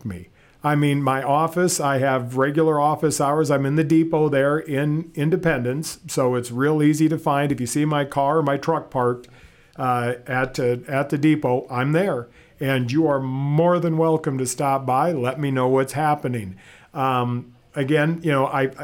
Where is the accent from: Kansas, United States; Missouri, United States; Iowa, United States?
Iowa, United States; Fairbank; I was born and raised in Fairbank, just north of here.